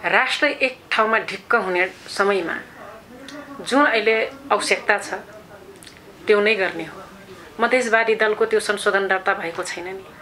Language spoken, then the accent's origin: Nepali; Terai, Nepal; first language Tharu; Nepali is a second language; मेरो गाउँघरतिर हामी तराईको बासिन्दा